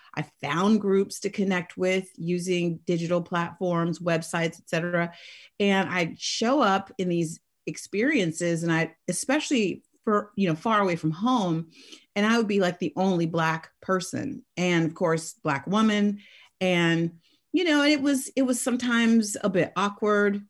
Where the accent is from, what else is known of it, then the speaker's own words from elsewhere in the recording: Oakland, California, United States; I was raised in the Oakland Hills